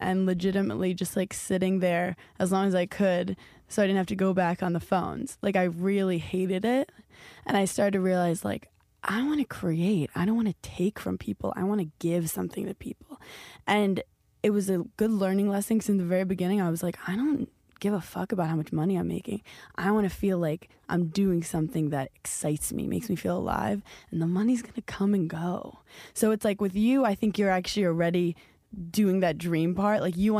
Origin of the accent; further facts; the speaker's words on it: New York City, New York, United States; Like, I'm from New York City, so I can't even... like fathom what that was like